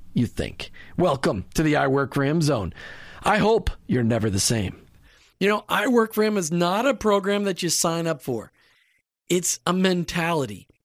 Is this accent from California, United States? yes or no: no; Minnesota, United States; I grew up in Minnesota